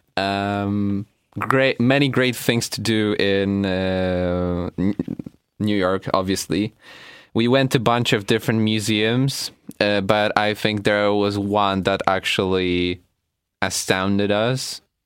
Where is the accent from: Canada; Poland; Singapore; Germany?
Poland; we're from Poland